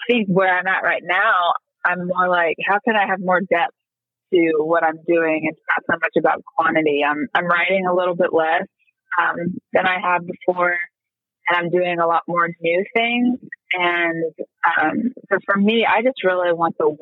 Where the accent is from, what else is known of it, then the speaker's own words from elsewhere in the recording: Kansas, United States; moved away as an adult; now in Nashville, United States; my kids are growing up so much more privileged than I did in small town Kansas